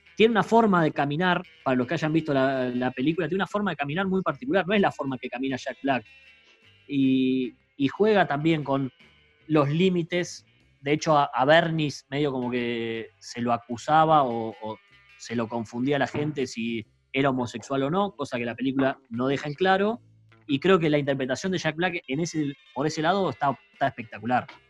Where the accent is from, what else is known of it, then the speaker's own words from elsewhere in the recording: Mar del Plata, Buenos Aires Province, Argentina; nosotros somos de Mar del Plata